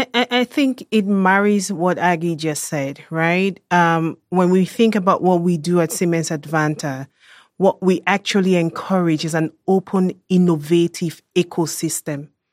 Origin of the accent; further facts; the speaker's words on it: Cameroon; now in Germany; I am a German national. I was born and raised in Cameroon, West Central Africa